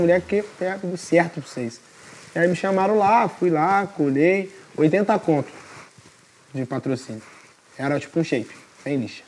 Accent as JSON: {"language": "Portuguese", "area": "Juiz de Fora", "region": "Minas Gerais", "country": "Brazil", "said": "sou de Fora, Minas"}